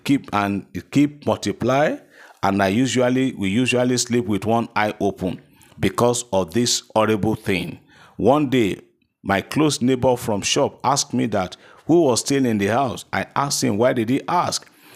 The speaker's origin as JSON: {"language": "English", "town": "Keffi", "region": "Nasarawa", "country": "Nigeria", "said": "I'm so person from Kefi in Nasarawa State."}